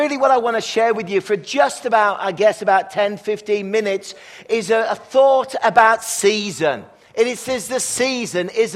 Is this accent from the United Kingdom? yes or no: yes; England, United Kingdom; now in Kelowna, Canada; when I was growing up in England